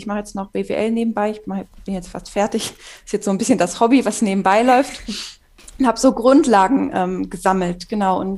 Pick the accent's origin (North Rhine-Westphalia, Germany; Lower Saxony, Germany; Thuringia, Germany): Lower Saxony, Germany; Hannover; now in Zwickau, Germany; Ursprünglich komme ich aus Hannover, aber wohne jetzt seit zwei Jahren in einem kleinen Dorf in Sachsen in der Region Zwickau.